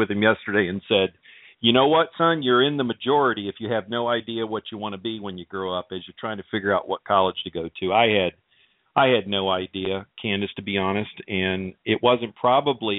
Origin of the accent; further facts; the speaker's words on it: Virginia, United States; I grew up in Virginia, went to school in Virginia